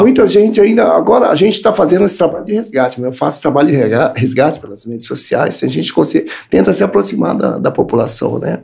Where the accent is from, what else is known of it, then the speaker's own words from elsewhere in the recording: Paulínia, São Paulo, Brazil; cresci ali no Morumbi, né? Morumbi, é.